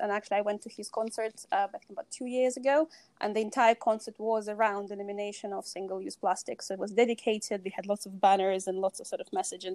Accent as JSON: {"language": "English", "country": "Russia", "tie": "born or raised there", "moved": "yes", "said": "I grew up in, in Russia and I was born in Soviet Union"}